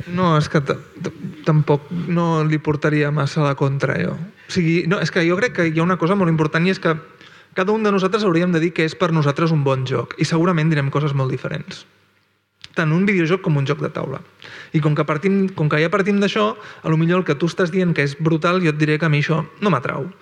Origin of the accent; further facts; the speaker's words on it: Barcelona, Catalonia, Spain; jo vaig créixer, créixer en una jugateria de Barcelona